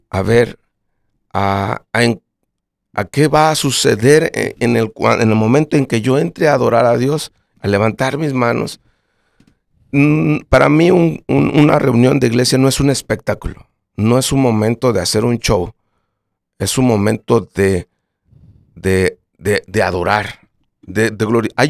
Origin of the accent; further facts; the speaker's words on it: Colombia; porque somos de Colombia y nuestro género es este